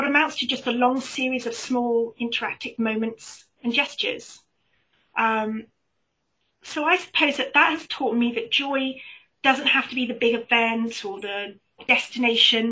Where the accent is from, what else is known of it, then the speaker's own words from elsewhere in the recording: United Kingdom; accent: British; by my accent, I'm British and I live in the UK